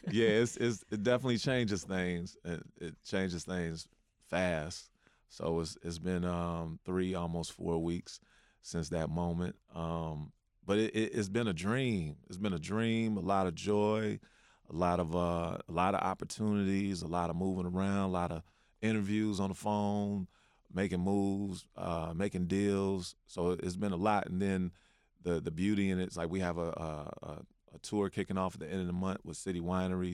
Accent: Chicago, Illinois, United States; I'm a poet from Chicago.

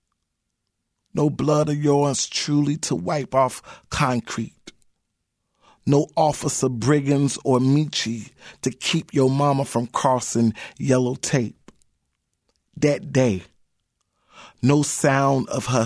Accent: Chicago, Illinois, United States; I live in the West Town community of Chicago, but I'm definitely from the West Side

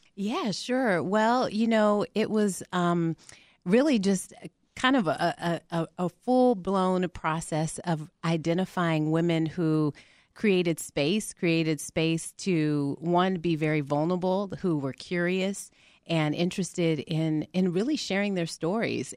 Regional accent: Albuquerque, New Mexico, United States; now in Atlanta, United States; I'm originally from Albuquerque, New Mexico

